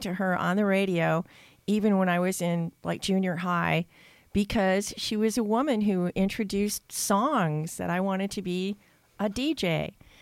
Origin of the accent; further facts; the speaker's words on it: Red Wing, Minnesota, United States; moved away as an adult; now in Austin, United States; growing up in Minnesota